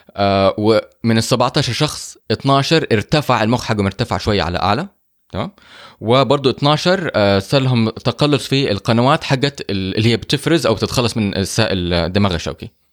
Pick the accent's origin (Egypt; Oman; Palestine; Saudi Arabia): Saudi Arabia; احنا عندنا في السعوديه